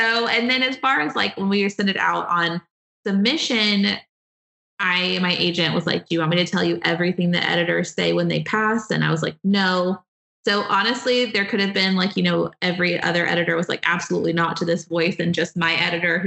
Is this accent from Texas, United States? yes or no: yes; Friendswood, Texas, United States; now in Houston, United States; I grew up in a suburb of Houston and I live in Houston now